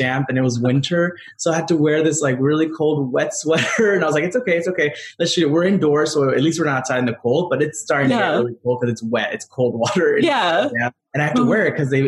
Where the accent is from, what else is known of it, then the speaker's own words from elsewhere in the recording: Rosemead, California, United States; I grew up in Rosemead